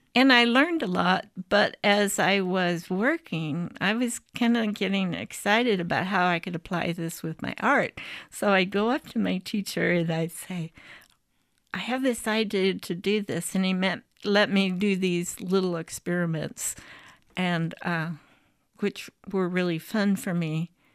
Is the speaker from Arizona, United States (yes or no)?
no; Bettendorf, Iowa, United States; this is my hometown. I'm a graduate of Bettendorf High School